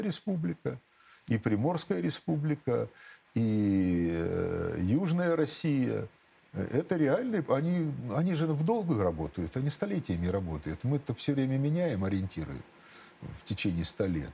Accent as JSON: {"language": "Russian", "town": "Kharkiv", "region": "Kharkiv Oblast", "country": "Ukraine", "tie": "born or raised there", "also_born_or_lived": "Shepetivka, Ukraine", "accent": "southern Russian dialect", "moved": "as an adult", "lives_now": "Russia"}